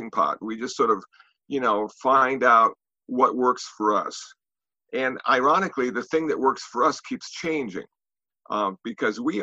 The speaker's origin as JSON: {"language": "English", "country": "United States", "also_born_or_lived": "Los Angeles", "said": "I'm an American Buddhist monk"}